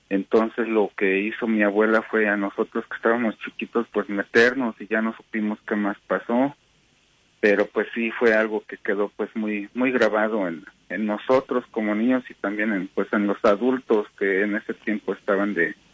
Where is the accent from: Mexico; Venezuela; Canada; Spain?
Mexico; now in Salt Lake City, United States; esto pasó allá en México. Este, bueno, alrededor del principios de los años 80, que yo era un niño apenas. Entonces, este, resulta que yo vivía en la casa de mi abuela